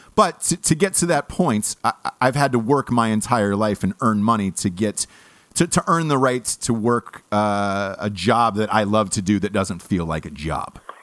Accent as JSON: {"language": "English", "town": "Los Angeles", "region": "California", "country": "United States", "said": "I'm from Los Angeles"}